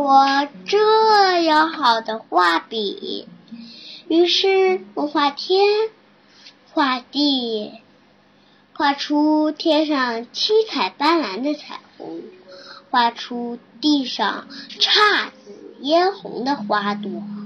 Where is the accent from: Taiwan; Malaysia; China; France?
China; Beijing; 我是来自北京的